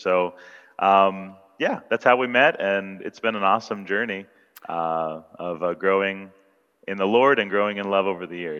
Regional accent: Ashland-Mansfield area, Ohio, United States; moved away as an adult; also born or lived in Knoxville, Tennessee; now in Philippines; It turns out we were actually from the same general area of Ohio. We're from the Ashland-Mansfield area.

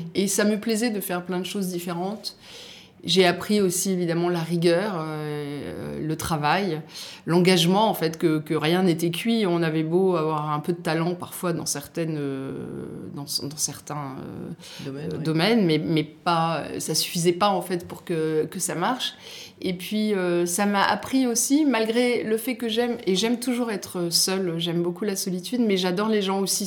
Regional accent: Nice, Provence-Alpes-Côte d'Azur, France; born or raised there; moved away; also born or lived in Algeria / Paris

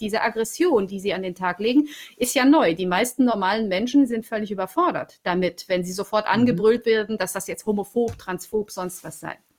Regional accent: Romania; moved away; ich komme aus Rumänien

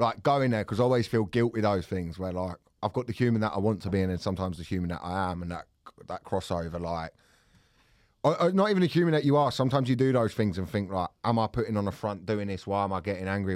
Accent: Thornton Heath, London, United Kingdom; born or raised there; also born or lived in Farnborough, Kent

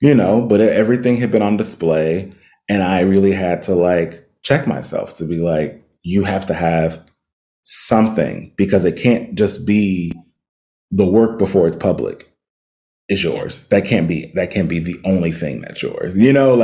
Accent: Cincinnati, Ohio, United States; now in Los Angeles, United States; I grew up in Cincinnati.

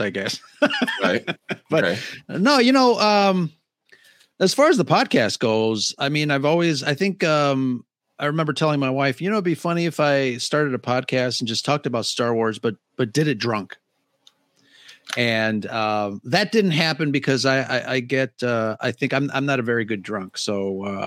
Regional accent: Chicago, Illinois, United States; I grew up in Chicago

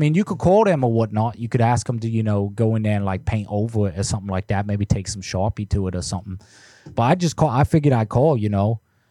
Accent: United States; when I was growing up in the States, people used to do that all the time

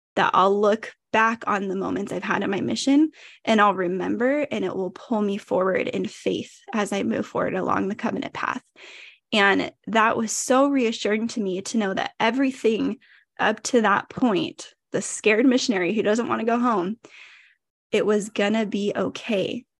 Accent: Modesto, California, United States; also born or lived in Idaho; So I am from Modesto, California. I'm a born and raised California girl

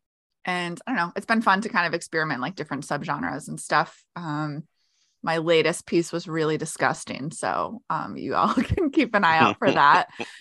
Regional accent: New England, United States; I hail from New England in the U.S.

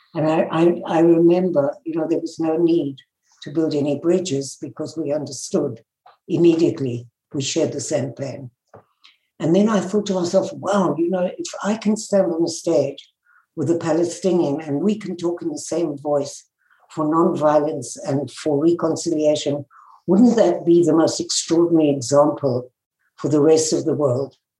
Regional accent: South Africa; moved away; I was born in South Africa and grew up in the apartheid days

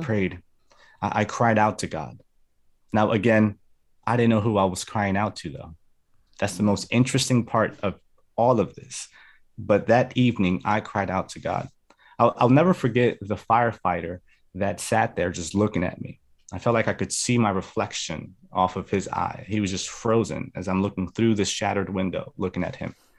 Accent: New Jersey, United States; also born or lived in Medellin, Colombia; So I was actually born in New Jersey. I'm a Jersey boy, but I was raised in Columbia. I spent, uh, some years there. I came back to the States when I was in second grade

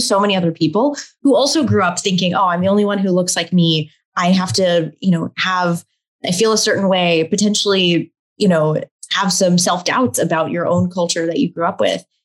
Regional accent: Texas, United States; I grew up on the other side of the world as a, a South Asian, Indian American, uh, growing up in Texas

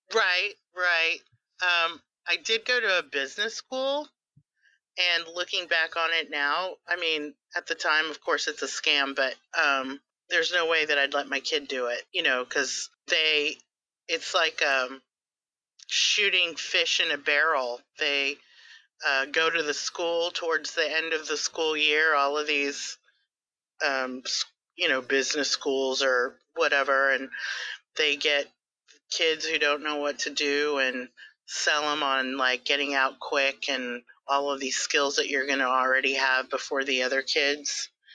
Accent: Texas, United States; I am Texan

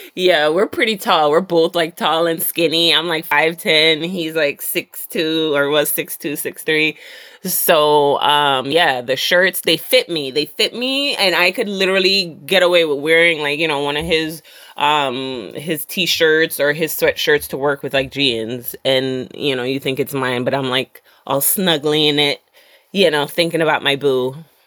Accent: Jamaica; I'm Jamaican

